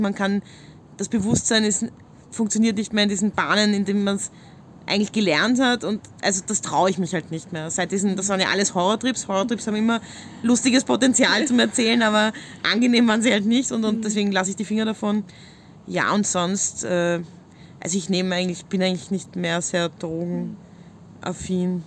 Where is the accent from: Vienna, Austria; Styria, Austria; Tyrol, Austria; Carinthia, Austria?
Vienna, Austria; wir haben auch ein ähnliches Aufwachsen. Also wir kommen beide aus Wien